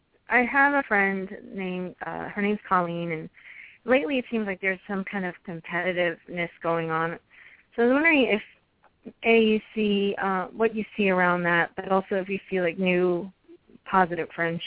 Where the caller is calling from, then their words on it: Maryland, United States; I'm calling from Maryland.